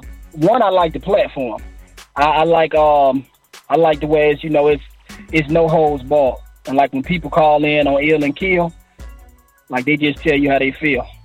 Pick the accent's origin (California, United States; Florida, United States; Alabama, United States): Alabama, United States; Prichard; Well, I'm from originally I'm from Pritchard, Alabama. That's where I live pretty much all my life. I'm actually still here.